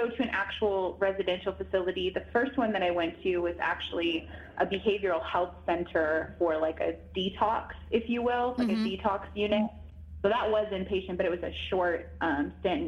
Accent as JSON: {"language": "English", "town": "San Diego", "region": "California", "country": "United States", "tie": "born or raised there", "said": "I come from San Diego, California, is where I was born and raised."}